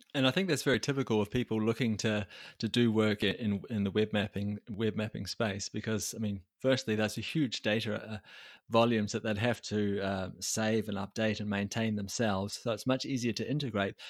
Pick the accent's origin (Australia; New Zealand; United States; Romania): New Zealand; I come from New Zealand